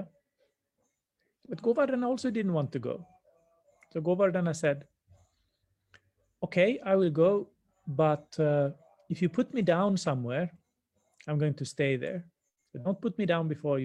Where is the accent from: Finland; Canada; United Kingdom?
Finland; moved away; in my home country, back in the north in Finland